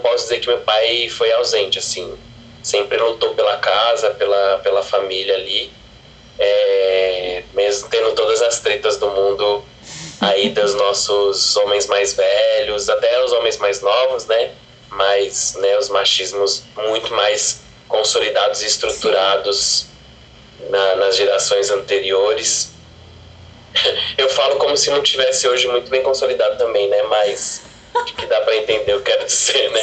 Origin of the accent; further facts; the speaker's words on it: São Paulo, Brazil; sou da Brasilândia